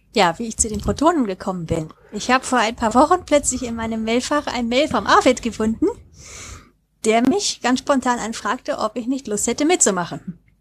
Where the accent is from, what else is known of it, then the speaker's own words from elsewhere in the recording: Neuss, North Rhine-Westphalia, Germany; ich bin, wie der Uli, eben auch Rheinländerin ursprünglich. Ich komme aus Neuss